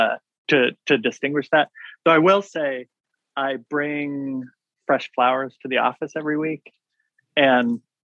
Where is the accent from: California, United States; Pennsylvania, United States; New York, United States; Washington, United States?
Washington, United States; moved away; I grew up in Washington State